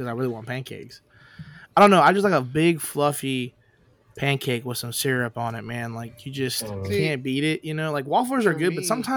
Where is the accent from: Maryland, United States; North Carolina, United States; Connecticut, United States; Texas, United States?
Texas, United States; Humble; I'm from Humble